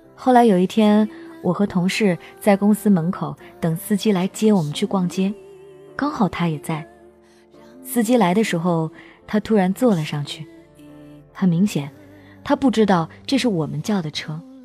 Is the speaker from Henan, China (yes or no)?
yes; Henan, China; 我是河南的